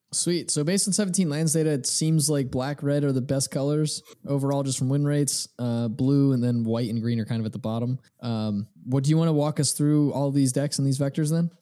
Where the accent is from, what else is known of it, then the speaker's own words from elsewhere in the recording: New Jersey, United States; I was from South Jersey